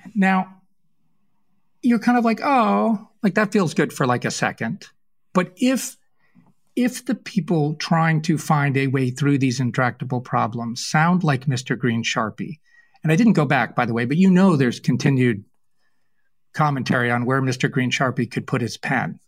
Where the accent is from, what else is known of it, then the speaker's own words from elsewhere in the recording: New England, United States; I was raised in New England